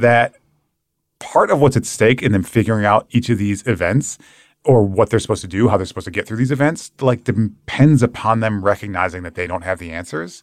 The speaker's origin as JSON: {"language": "English", "region": "Michigan", "country": "United States", "said": "my home state of Michigan"}